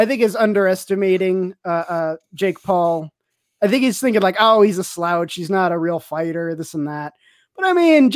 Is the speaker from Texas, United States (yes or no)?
yes; El Paso, Texas, United States; I'm from El Paso, too